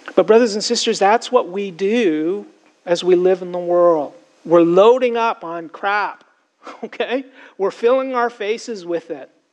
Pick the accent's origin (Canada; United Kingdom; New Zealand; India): Canada; Toronto, Ontario; I grew up in Toronto, Canada.